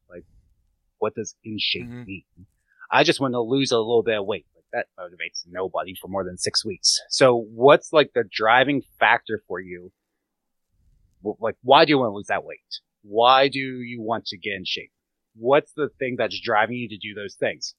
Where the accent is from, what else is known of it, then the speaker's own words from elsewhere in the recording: Gettysburg, Pennsylvania, United States; I grew up around hunters in Gettysburg